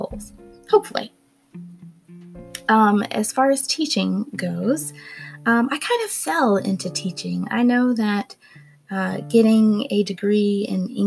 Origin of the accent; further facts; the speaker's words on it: Gainesville, Florida, United States; moved away as an adult; also born or lived in Missoula, Montana; I'm originally from Gainesville, Florida